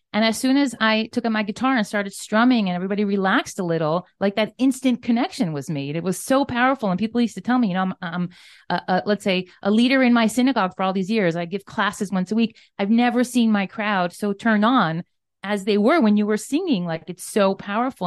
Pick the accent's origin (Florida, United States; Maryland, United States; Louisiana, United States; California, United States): Florida, United States; Miami Beach; moved away as an adult; also born or lived in New York City; I'm a Floridian, born and raised. I grew up in Miami Beach, Florida, typical American